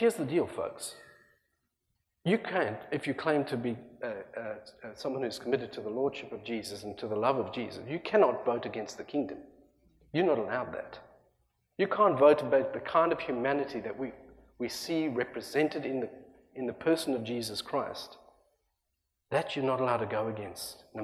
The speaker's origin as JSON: {"language": "English", "country": "South Africa", "also_born_or_lived": "Australia", "moved": "yes", "lives_now": "United States", "said": "I left a country that I love that adopted me as a South African trying to get out of apartheid South Africa"}